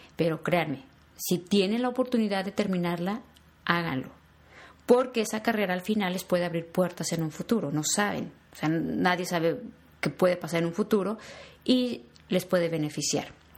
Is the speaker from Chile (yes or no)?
no; Mexico; moved away as an adult; now in United States; soy mexicana